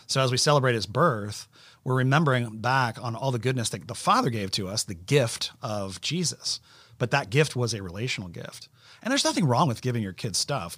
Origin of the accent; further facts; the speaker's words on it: Orlando, Florida, United States; we grew up in Orlando